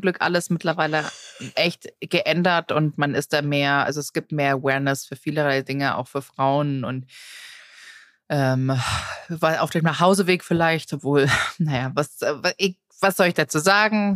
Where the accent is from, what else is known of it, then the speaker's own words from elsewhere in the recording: Tegernsee, Bavaria, Germany; Wir als, als Jugendliche am Tegernsee